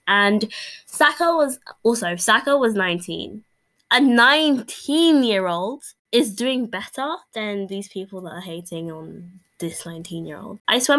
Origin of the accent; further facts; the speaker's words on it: England, United Kingdom; I myself am English. You can probably tell from my accent